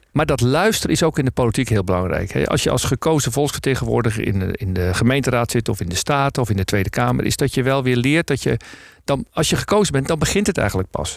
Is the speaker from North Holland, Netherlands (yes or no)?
yes; North Holland, Netherlands; ik ben Noord-Hollander